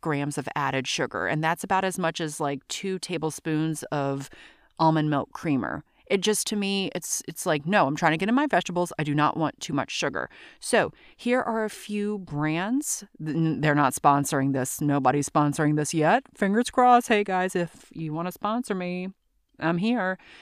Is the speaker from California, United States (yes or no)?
no; Louisiana, United States; also born or lived in New York, New Jersey area; now in New York/New Jersey area, United States; I'm from Louisiana